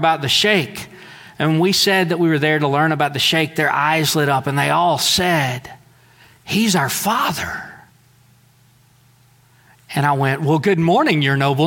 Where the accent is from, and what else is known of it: United States